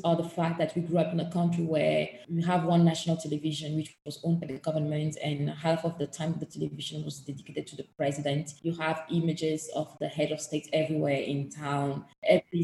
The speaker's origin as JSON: {"language": "English", "country": "Togo", "tie": "born or raised there", "said": "the country where I was born and raised in, which passport I hold, is Togo"}